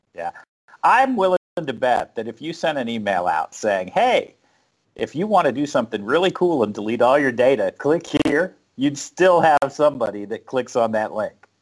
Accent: South Florida, United States; moved away as an adult; also born or lived in North Carolina; I'm from South Florida, and uh, the first, first time I ever saw snow was like when I moved to North Carolina. I was probably 22, 23 years old

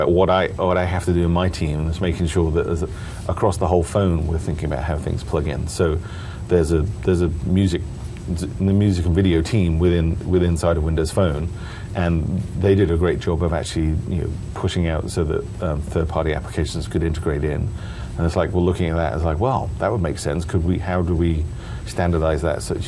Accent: United Kingdom; now in Seattle, United States; I'm from the UK

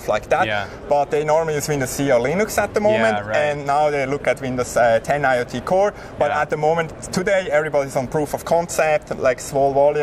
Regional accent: Switzerland; accent: Swiss; English is a second language; My funny accent is from Switzerland.

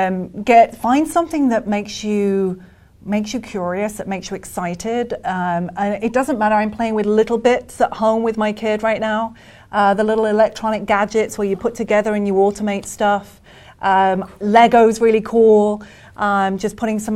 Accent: Birmingham, West Midlands, United Kingdom; moved away as an adult; now in United States; I'm British

